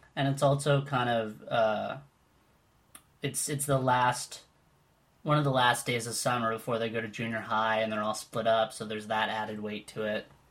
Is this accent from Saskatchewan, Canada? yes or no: no; Winnipeg, Manitoba, Canada; now in Toronto, Canada; I grew up in Winnipeg